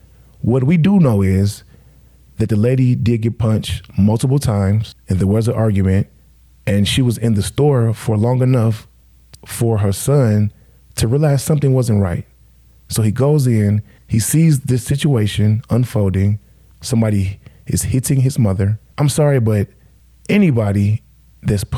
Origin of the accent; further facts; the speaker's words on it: Midwest, United States; I'm from the Midwest